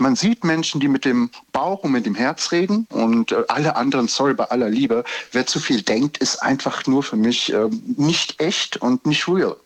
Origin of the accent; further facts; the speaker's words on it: Giessen, Hesse, Germany; Ich komme aus Gießen